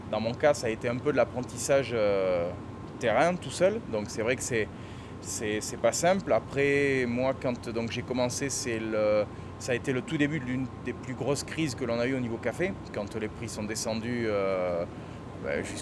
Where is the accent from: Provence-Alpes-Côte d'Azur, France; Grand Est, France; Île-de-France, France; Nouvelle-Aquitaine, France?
Nouvelle-Aquitaine, France; Bordeaux; accent: southern; moved away as an adult; also born or lived in Bayonne; now in Costa Rica; Bordelais, Bordelais. Bah, même si j'ai l'accent du Sud